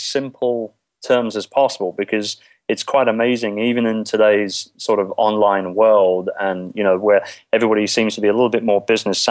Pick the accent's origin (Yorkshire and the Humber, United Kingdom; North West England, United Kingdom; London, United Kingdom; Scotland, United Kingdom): London, United Kingdom; moved away as an adult; now in Philippines; I'm originally from London, England, as you might be able to tell by my docile tones here. And basically, I came to the Philippines about 10 years ago